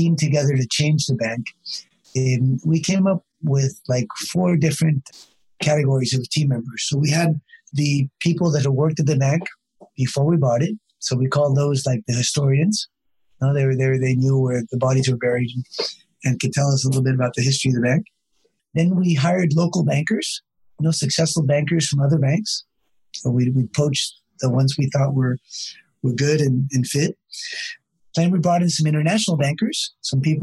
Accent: California, United States; moved away; I grew up in California

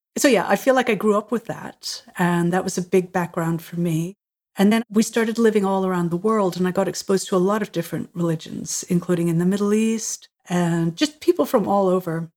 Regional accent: Ireland; I was born in Ireland, uh, my parents are Catholic, and so we were surrounded by Catholic culture

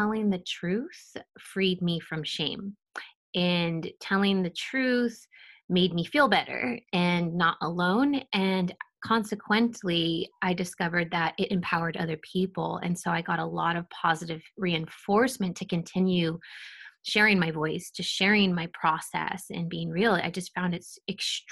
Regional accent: Pleasanton, California, United States; I grew up in a middle to upper class suburban town called Pleasanton

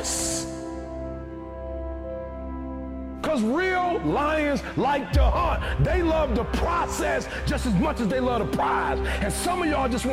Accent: Detroit, Michigan, United States

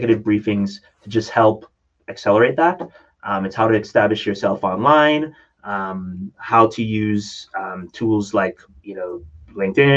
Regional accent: Jamaica; I grew up in Jamaica

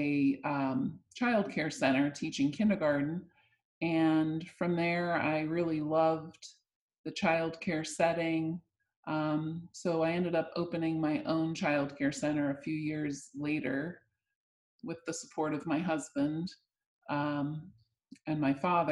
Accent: New Jersey, United States; moved away as an adult; also born or lived in Pennsylvania; now in Florida, United States; I grew up in South New Jersey

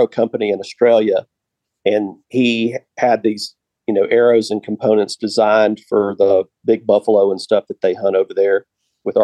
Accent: Gulf Coast of Alabama, United States; also born or lived in Arkansas; my background is I grew up on the Gulf Coast of Alabama, LA, if you will, lower Alabama

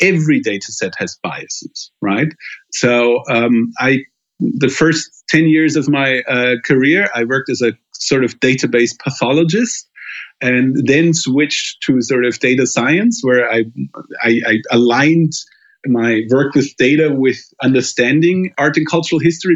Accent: Germany; my home country in Germany

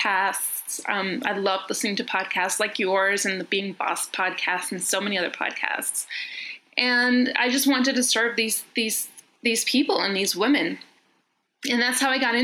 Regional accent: New York, United States; accent: American; now in Athens, Greece; I live in Athens, Greece, but I'm originally from New York. Well, I was born there and I was raised there, but my family's Greek, so which explains the American accent.

